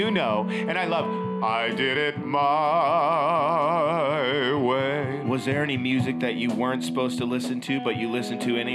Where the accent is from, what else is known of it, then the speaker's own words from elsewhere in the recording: Inglewood, California, United States; my nickname in school, because I grew up in Inglewood